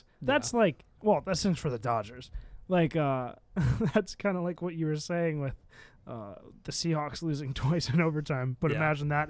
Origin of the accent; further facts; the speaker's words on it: Hillsdale, United States; we all know I'm from Hillsdale